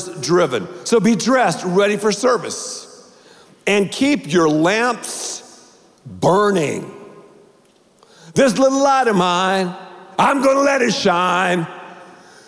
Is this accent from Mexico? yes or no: no; Dallas, Texas, United States; I'm from Dallas